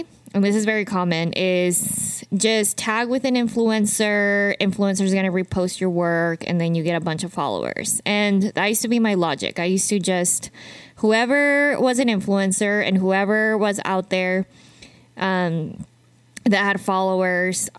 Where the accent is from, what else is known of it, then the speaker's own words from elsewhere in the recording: Utah, United States; moved away as an adult; now in Arizona, United States; I am from Utah. So Arizona is still quite new for me